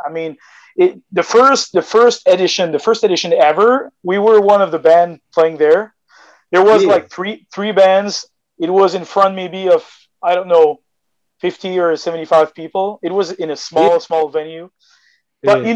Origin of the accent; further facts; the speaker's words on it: Magdalen Islands, Quebec, Canada; now in Quebec City, Canada; I come from the Magdalen Island